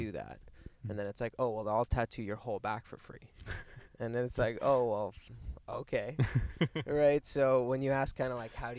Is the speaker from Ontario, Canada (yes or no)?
yes; Cornwall, Ontario, Canada; moved away; I'm like from Cornwall, Ontario.